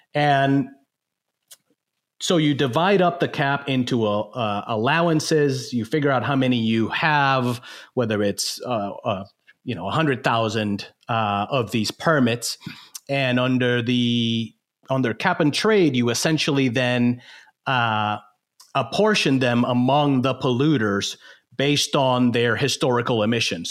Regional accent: Puerto Rico; moved away as an adult; also born or lived in Michigan / New Orleans; growing up in Puerto Rico

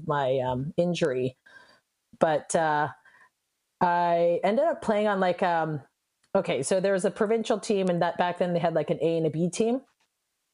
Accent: Richmond, British Columbia, Canada; I grew up in Richmond

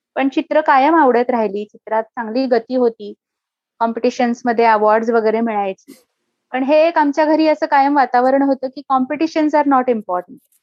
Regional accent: Pune, Maharashtra, India; moved away as an adult; also born or lived in San Francisco, United States; अतिशय आनंदी बालपण गेलं पुण्यात आम्ही शनिवार पेठेमध्ये राहायचो

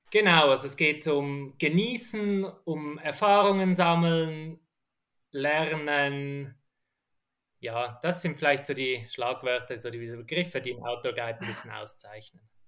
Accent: Zurich, Switzerland; also aufgewachsen bin ich mal in Zürich

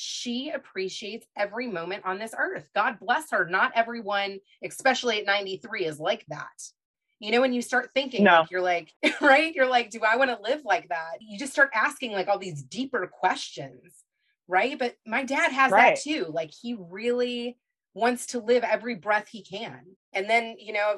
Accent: Kentucky, United States; I'm from Kentucky. So I knew a lot of my great grandparents and I was raised by my grandparents as well

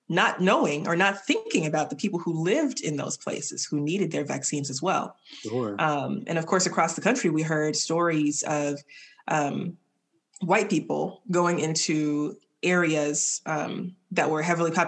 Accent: the South, United States; as a Southerner and as a Black person

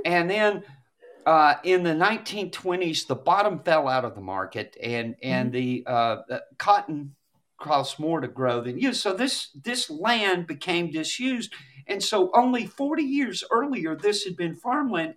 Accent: Douglas County, west of Atlanta, Georgia, United States; when I was growing up in Douglas County, which is just west of Atlanta

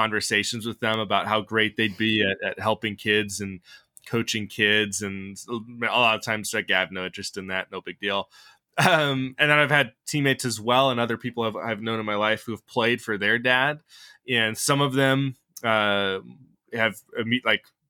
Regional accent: the Northwest, Pacific Northwest, United States; I'm from the Northwest

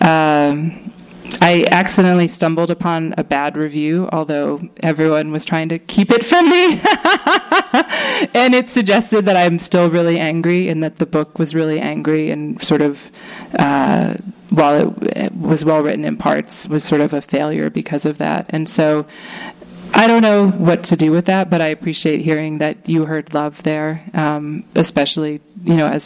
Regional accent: Maine, United States; also born or lived in Boston; now in California, United States; I grew up in a basically a commune in Maine with a handful of other families.

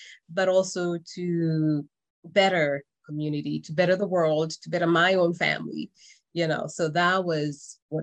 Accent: Kenya; moved away as an adult; now in United States; I am originally from Kenya, and I came to the US in 2001

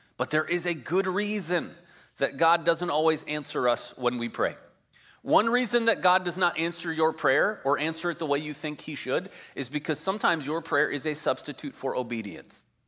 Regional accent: Midwest, United States; moved away as an adult; also born or lived in Colorado; now in California, United States; I grew up in the Midwest

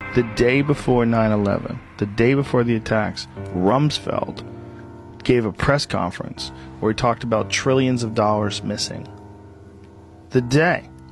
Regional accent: California, United States; I'm from California

